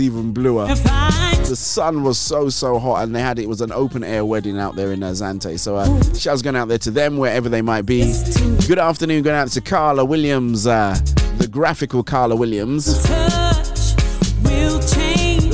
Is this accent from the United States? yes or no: no; Nigeria; growing up in Nigeria, we always used to get these magazines